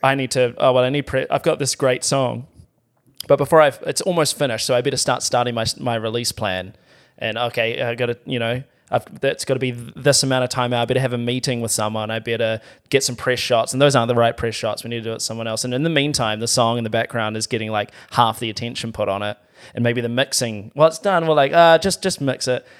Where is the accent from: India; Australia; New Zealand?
New Zealand; as a New Zealander